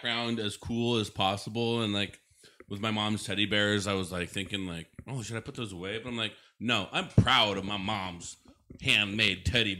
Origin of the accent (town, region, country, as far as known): Oshkosh, Wisconsin, United States; born or raised there